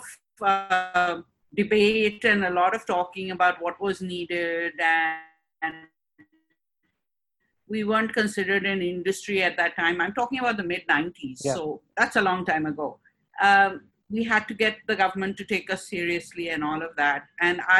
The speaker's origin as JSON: {"language": "English", "country": "Hong Kong", "tie": "born or raised there", "also_born_or_lived": "UAE", "moved": "as an adult", "lives_now": "Karachi, Pakistan", "said": "I was born in Karachi, but at a very young age, my father's job took him to Hong Kong. And so the whole family moved with him to Hong Kong, and that's where I grew up"}